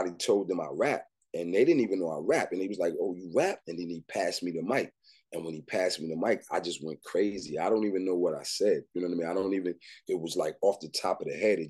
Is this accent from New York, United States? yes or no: yes; New York City, New York, United States; also born or lived in Michigan; me growing up in Brooklyn, Crown Heights, to be specific